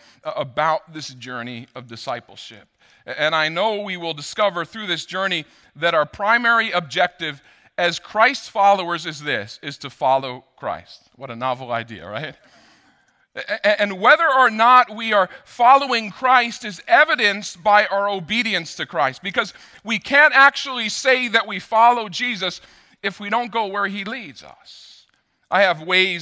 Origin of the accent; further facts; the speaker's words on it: Rockland County, New York, United States; I grew up in Rockland County. I know my way around